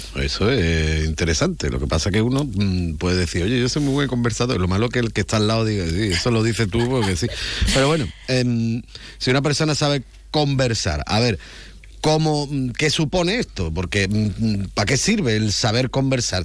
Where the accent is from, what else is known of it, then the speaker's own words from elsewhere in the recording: Andalusia, Spain; soy andaluz